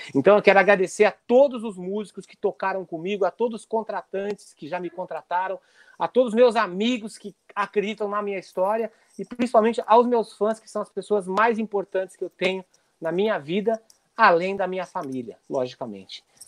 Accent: Foz do Iguaçu, Paraná, Brazil; also born or lived in Porto Alegre / São Paulo; now in Los Angeles, United States; eu saí de Foz do Iguaçu

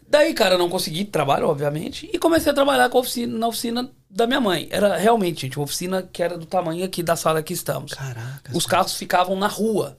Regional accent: Belo Horizonte, Minas Gerais, Brazil; moved away as an adult; now in Toronto, Canada; sou de Belo Horizonte.

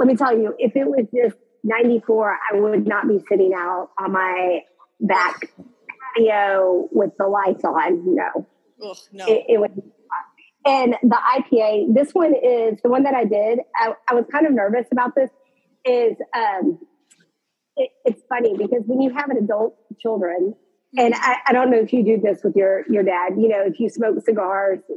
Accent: Texas, United States; born here, die here. I'm that Texan

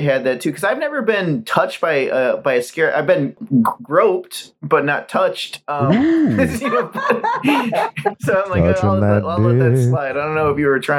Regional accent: Ohio, United States; also born or lived in California; now in Florida, United States; I grew up in Ohio

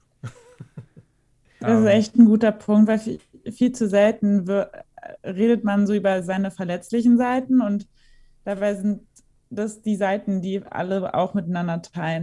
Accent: Berlin, Germany; ich bin ja auch in Berlin geboren, meine Eltern hatten ja auch eine Wohnung in Berlin und ich bin dann einfach immer zur Schule gefahren

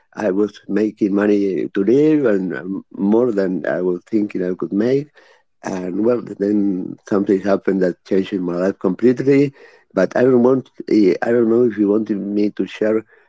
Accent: Uruguay; I am from Uruguay. I have been into cybersecurity all of my life. And well, I have worked for the government in Uruguay in different ministries.

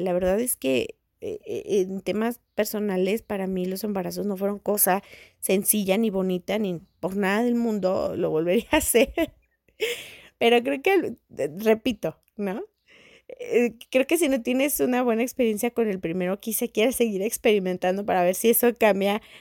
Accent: Mexico; en México, al menos en mi país

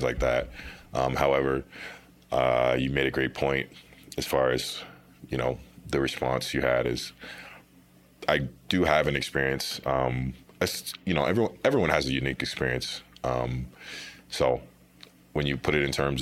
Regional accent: Topeka, Kansas, United States; moved away as an adult; now in Denver, United States; I'm from Topeka, Kansas, which is the capital city, but not really a place to speak about

